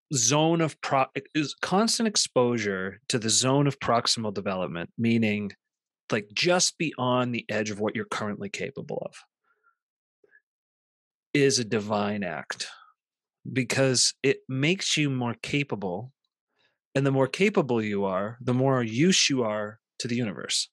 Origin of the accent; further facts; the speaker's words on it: Central Massachusetts, United States; growing up in Central Massachusetts in the 80s and 90s